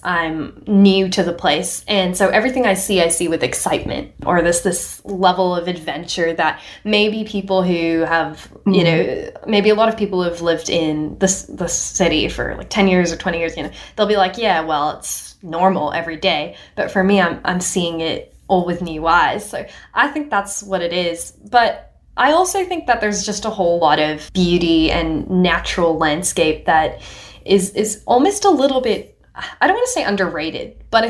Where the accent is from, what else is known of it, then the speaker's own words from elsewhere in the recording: Hong Kong; also born or lived in India; now in Australia; My parents are Nepalese ethnically, but I was born in India and I grew up in Hong Kong. Now I'm in Australia. My accent doesn't sound like any of those cultures.